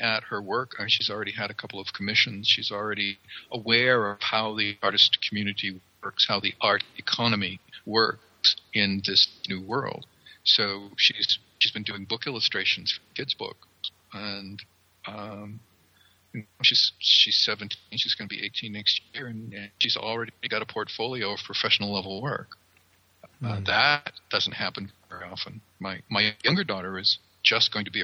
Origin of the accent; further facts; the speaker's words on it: coastal Maine, United States; moved away as an adult; I come from Maine. I come from coastal Maine. Back in the old days, before I left Maine, I got a job and had to leave the state